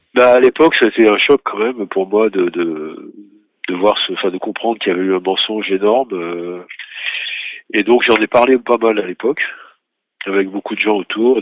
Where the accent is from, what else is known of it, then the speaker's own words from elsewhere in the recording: Lyon, Auvergne-Rhône-Alpes, France; moved away as an adult; now in Paris, France; Je suis né à Lyon, donc je suis venu à Paris aussi pour faire mes études. Donc c'était un... et puis j'y vis maintenant